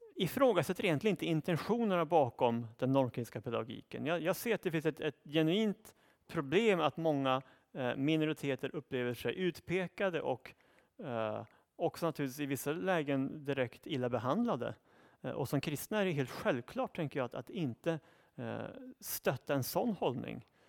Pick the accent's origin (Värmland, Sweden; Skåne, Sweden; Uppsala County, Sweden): Uppsala County, Sweden; Uppsala; i min hemstad Uppsala